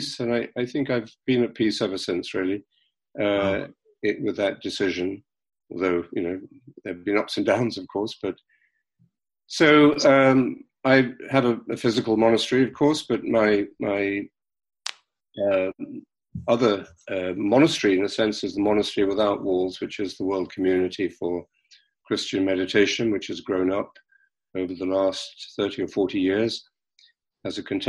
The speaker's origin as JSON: {"language": "English", "region": "London", "country": "United Kingdom", "tie": "born or raised there", "said": "I was born and brought up in London"}